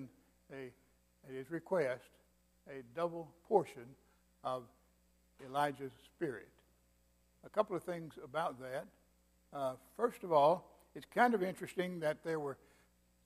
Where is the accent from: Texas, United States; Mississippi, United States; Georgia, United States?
Mississippi, United States; also born or lived in Vicksburg, Mississippi / Kosciusko, Mississippi / Florence; now in Alabama, United States; I'm from Mississippi.